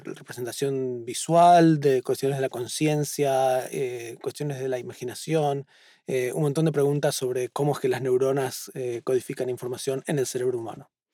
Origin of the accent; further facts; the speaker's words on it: Buenos Aires, Argentina; moved away as an adult; now in Boston, United States; En el barrio de Flores, en Buenos Aires, en Capital